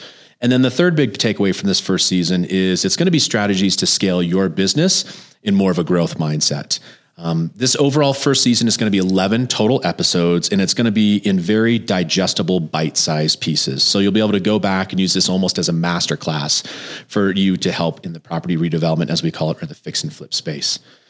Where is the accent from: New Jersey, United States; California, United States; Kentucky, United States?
New Jersey, United States; also born or lived in Texas / Montana / Florida; now in Colorado, United States; I'm originally from New Jersey. I actually moved 15 times between New Jersey, Colorado, Texas, Montana for college, Florida for graduate school, and then back to Colorado in 2002.